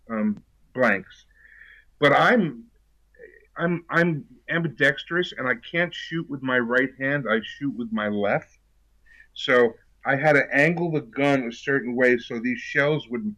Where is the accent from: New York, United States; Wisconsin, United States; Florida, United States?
New York, United States; New York City; moved away as an adult; also born or lived in New Rochelle, New York / California; I grew up in New York City and did my first play in sixth grade